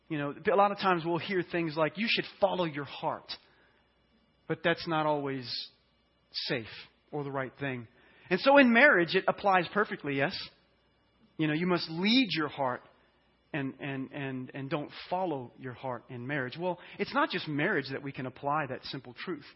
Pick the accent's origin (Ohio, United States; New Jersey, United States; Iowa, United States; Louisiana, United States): Louisiana, United States; I'm from Louisiana, and so I want to use a term. It's called lanyap